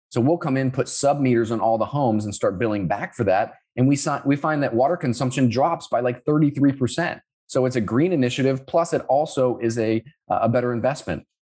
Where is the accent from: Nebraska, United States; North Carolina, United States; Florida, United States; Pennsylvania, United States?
Florida, United States; Orlando; moved away as an adult; also born or lived in Sioux Falls, South Dakota / Finland; I grew up around Orlando, Florida